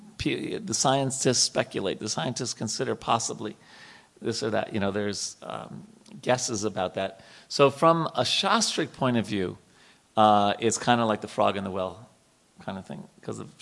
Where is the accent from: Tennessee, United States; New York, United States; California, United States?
New York, United States; I grew up in New York